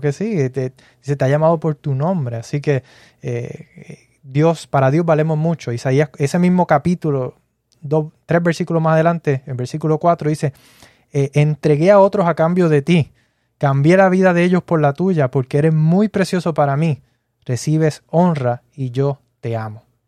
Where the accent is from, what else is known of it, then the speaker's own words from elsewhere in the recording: Puerto Rico; yo soy puertorriqueño